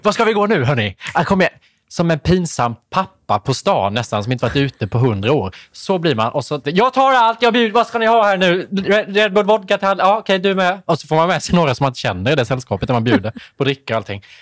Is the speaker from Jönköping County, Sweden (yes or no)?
yes; Värnamo, Jönköping County, Sweden; nu kommer jag från Värnamo